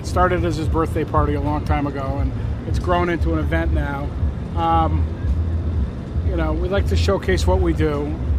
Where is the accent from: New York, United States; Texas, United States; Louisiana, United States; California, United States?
New York, United States; Albany; I'm from Albany, New York